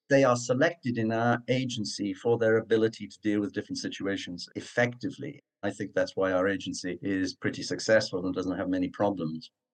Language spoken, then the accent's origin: English; Cardiff, Wales, United Kingdom; accent: Cardiff; moved away; I was born in Cardiff, Wales, which has its own particular accent